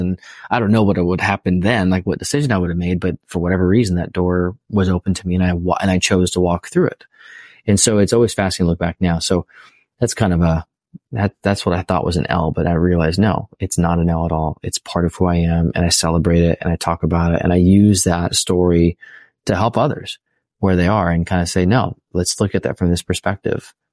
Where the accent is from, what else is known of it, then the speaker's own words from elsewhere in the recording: California, United States; also born or lived in San Diego; I'm from California